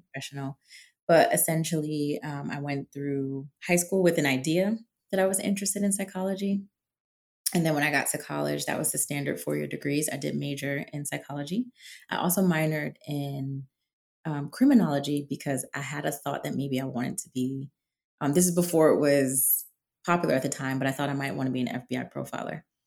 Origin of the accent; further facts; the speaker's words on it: New England, United States; now in Washington, DC, United States; I'm from New England.